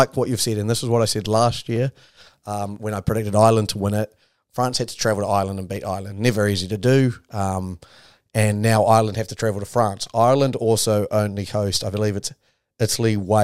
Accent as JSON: {"language": "English", "country": "New Zealand", "also_born_or_lived": "England", "moved": "yes", "lives_now": "London, United Kingdom", "said": "I'm a Kiwi"}